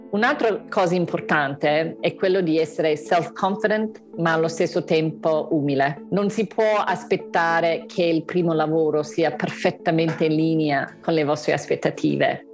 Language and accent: Italian; Melbourne, Victoria, Australia; moved away as an adult; now in Italy; Sono australiana, nata a Melbourne, e sono laureata in scienze politiche in francese all'Università di Melbourne.